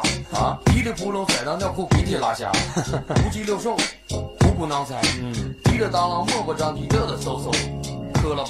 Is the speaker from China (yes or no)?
yes; Northeast China, China; 我爱我家乡，我爱东北话，我爱东北这成语，把它发扬光大。